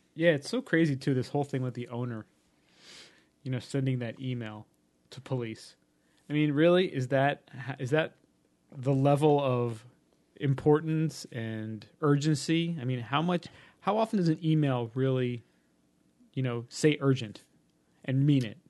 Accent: New York City, New York, United States; I'm from Hollis, Queens, and not from Mount Vernon.

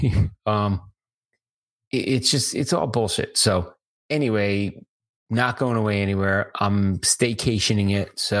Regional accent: New York City, New York, United States; I was born in the Bronx. I grew up with New York rage.

